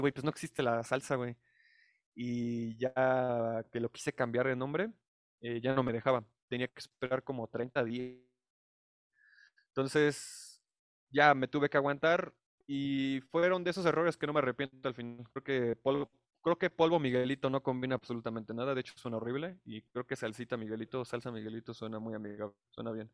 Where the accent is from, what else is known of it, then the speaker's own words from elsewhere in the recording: Mexico City, Mexico; soy residente de la Ciudad de México